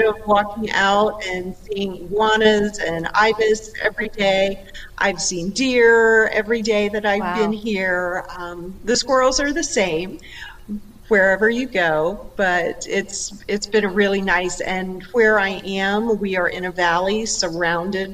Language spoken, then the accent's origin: English; Virginia, United States; I did. This is my hometown.